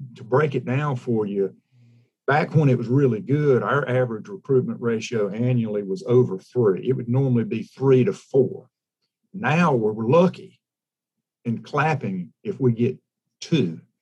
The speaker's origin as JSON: {"language": "English", "region": "South Carolina", "country": "United States", "also_born_or_lived": "Florida / Texas", "said": "I'm from South Carolina, Pete. Um, spent most of my uh, 57 years in the state spent a little time in Florida. Actually, graduated from high school out in Texas"}